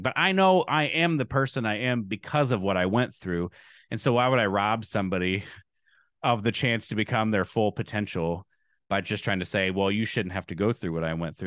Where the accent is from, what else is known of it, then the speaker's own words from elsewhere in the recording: Lincoln, Nebraska, United States; also born or lived in Evanston, Illinois; now in Alabama, United States; I'm from Nebraska.